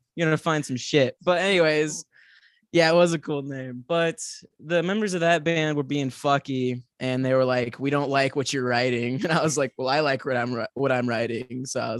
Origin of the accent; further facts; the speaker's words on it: Parkville, Missouri, United States; I'm from Parkville.